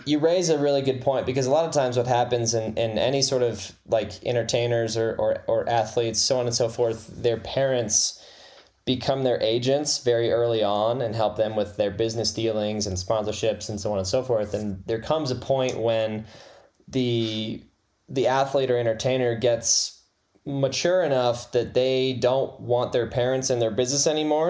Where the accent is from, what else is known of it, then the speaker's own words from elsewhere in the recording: Lawrenceburg, Indiana, United States; also born or lived in Fort Wayne, Indiana; I was born in Fort Wayne and then started in Lawrenceburg when I was about one